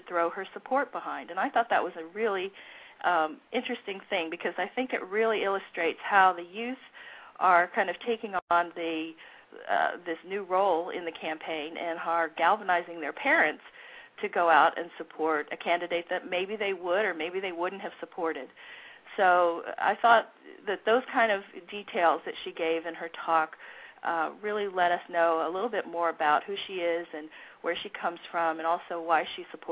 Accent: Ohio, United States; moved away; Ohio, which is my home state, where I grew up

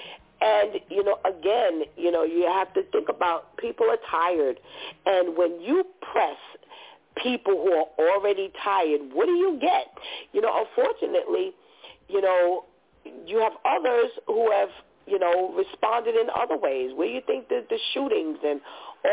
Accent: United States; as an American

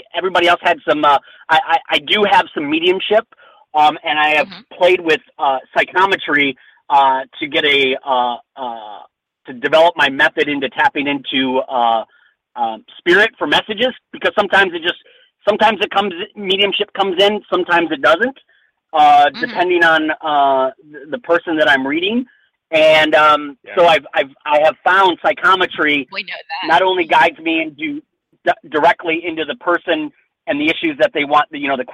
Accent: Detroit, Michigan, United States; now in California, United States; we're both from the Detroit area

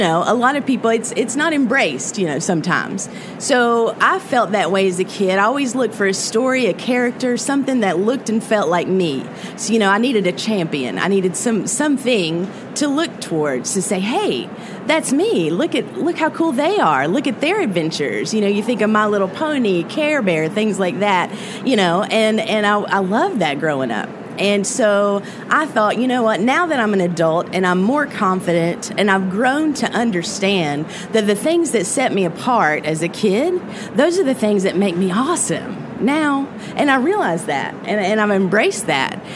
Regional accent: Appalachian Mountains of Virginia, United States; the Appalachian Mountains of Virginia. That's the where I'm from, and it's beautiful

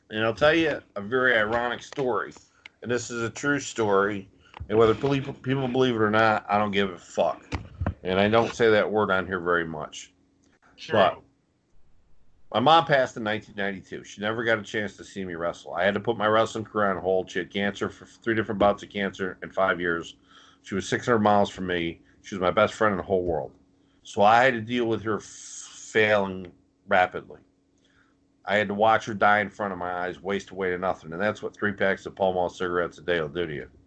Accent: Thunder Bay, Ontario, Canada; We had we formed a tag team in the mid '90s called the Northern Exposure. I was from Thunder Bay, Ontario, Canada.

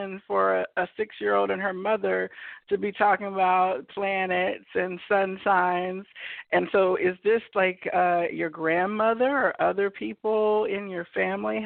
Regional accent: Kansas, United States; I'm from Kansas, from a farming family background.

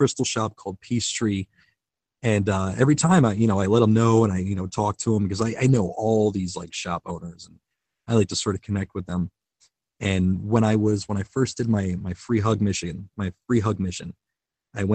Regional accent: Kenosha, Wisconsin, United States; I'm from Kenosha, Wisconsin, which is right outside of the Illinois, Wisconsin border.

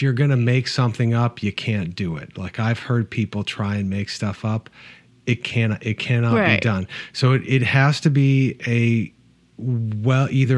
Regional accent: Midwest, United States; I grew up in the Midwest

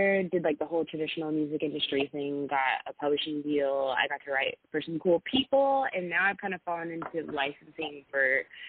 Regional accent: Las Vegas, Nevada, United States; now in Los Angeles, United States; I was born and raised in Las Vegas. I moved

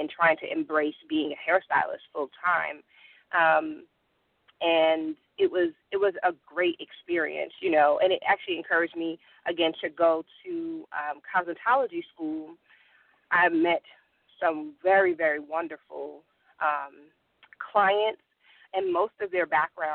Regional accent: New Haven, Connecticut, United States; moved away as an adult; now in Georgia, United States; I am originally from New Haven, Connecticut. I've been in Georgia for about 12 years now

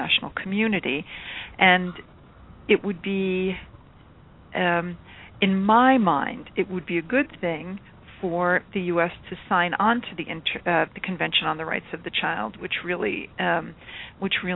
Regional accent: United States; I'm an American, if you can't tell by my accent already

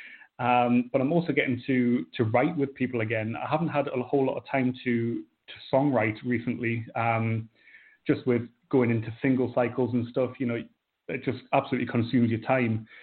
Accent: North East England, United Kingdom; I'm from Northeast England, kind of a smallish town on the coast.

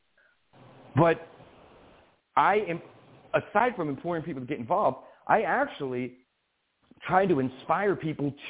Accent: Albany, New York, United States; born or raised there

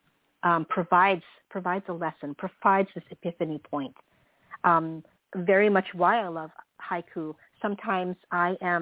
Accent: Philippines; now in San Francisco Bay Area, United States; I grew up in the Philippines during those formative years

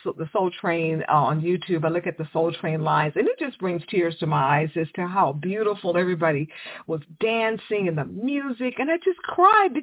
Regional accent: Houston, Texas, United States; I grew up in Houston

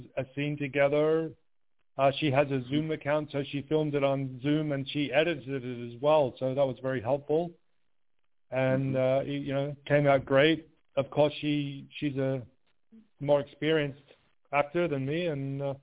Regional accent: Melbourne, Victoria, Australia; moved away; also born or lived in Sydney; And I'm actually from Melbourne, and I lived in Sydney for a while

